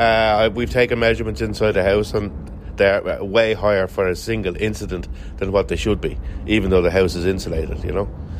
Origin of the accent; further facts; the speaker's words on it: St Margaret's, Leinster, Ireland; I'm from St Margaret's. My wife's from St Margaret's. So this is where we've always lived.